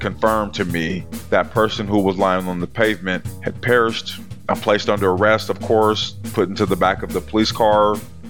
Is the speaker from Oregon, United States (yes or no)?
yes; Portland, Oregon, United States; So I grew up in Portland, Oregon in the 80s.